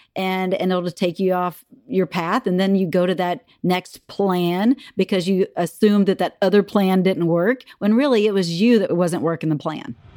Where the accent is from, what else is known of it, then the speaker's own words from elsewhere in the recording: Texas, United States; moved away as an adult; now in Minnesota, United States; I grew up in Texas. I'm a Texas girl at heart, uh, but I've been in Minnesota for twenty-four, almost twenty-five years